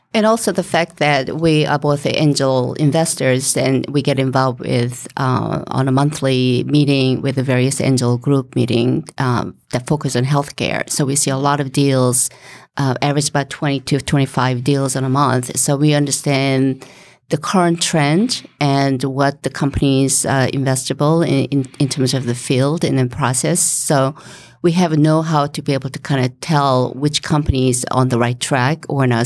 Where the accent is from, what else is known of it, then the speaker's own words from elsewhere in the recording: South Korea; moved away as an adult; now in Rhode Island, United States; I came originally from Korea, and, uh, to get my master's, uh, in business.